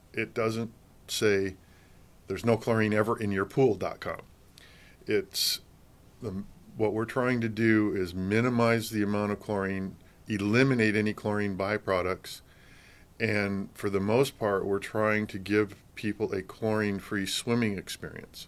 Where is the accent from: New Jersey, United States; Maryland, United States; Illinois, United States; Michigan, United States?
Michigan, United States; also born or lived in Colorado; now in California, United States; I grew up in Michigan